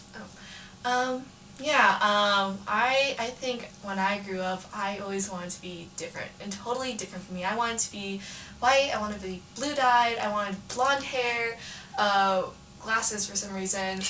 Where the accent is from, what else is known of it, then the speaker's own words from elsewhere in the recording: Antioch, California, United States; I grew up in Antioch, California, which is like East Bay area